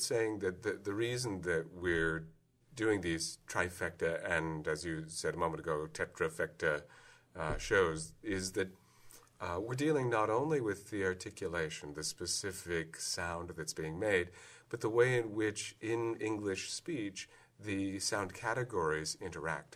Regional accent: Iowa City, Iowa, United States; I come from an area which, if you look on the map, uh, Iowa City is on a border territory

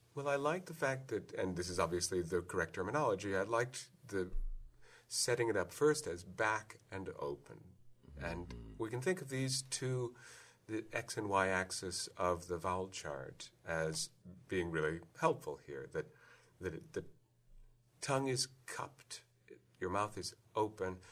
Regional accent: Iowa City, Iowa, United States; I come from an area which, if you look on the map, uh, Iowa City is on a border territory

